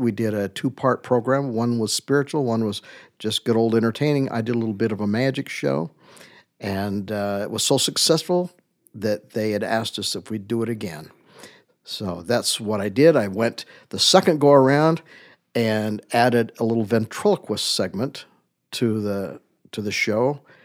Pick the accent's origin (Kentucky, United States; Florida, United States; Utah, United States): Utah, United States; I say, "Utah."